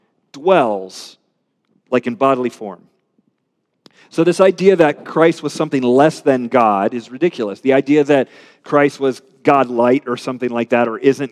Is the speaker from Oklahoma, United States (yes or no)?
no; Richmond, Virginia, United States; I'm a Richmonder